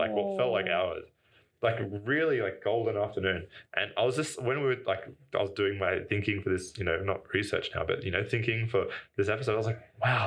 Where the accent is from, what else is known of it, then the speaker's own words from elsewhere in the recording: Wollongong, New South Wales, Australia; I'm from Wollongong, and the sun sets over the mountains